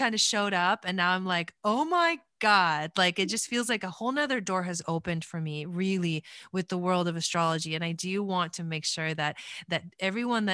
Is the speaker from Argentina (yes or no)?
yes; Argentina; moved away; I was born in Argentina